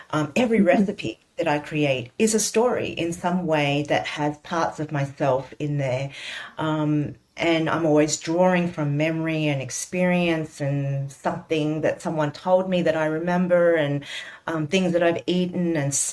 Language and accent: English; Australia; I am proudly Chinese, I'm proudly Australian, and this is how I cook.